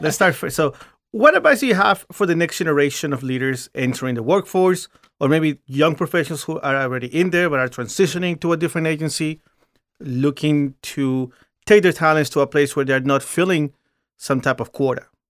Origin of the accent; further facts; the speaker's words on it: Virginia, United States; I grew up in Virginia